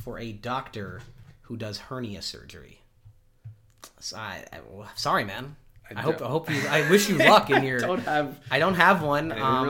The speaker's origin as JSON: {"language": "English", "area": "outside of Chicago", "region": "Illinois", "country": "United States", "tie": "born or raised there", "said": "one of my favorite places as a kid growing up outside of Chicago was Hungry Howie's Pizza"}